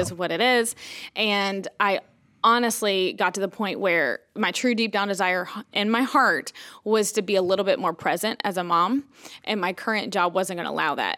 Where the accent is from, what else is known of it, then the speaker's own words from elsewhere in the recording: Boone, North Carolina, United States; moved away as an adult; also born or lived in New Orleans, Louisiana; now in Elizabeth City, United States; we're originally from Boone, North Carolina.